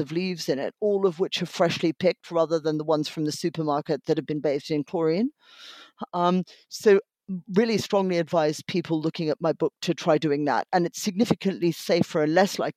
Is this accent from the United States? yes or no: no; Australia; moved away; I grew up in Australia and therefore studied Captain Cook and his voyages every year in primary school.